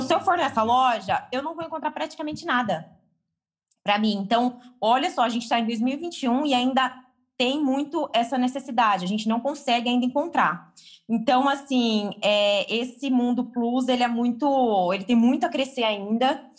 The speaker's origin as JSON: {"language": "Portuguese", "town": "Tupã", "region": "São Paulo", "country": "Brazil", "said": "eu sou do interior de São Paulo, né, na cidade de Tupã"}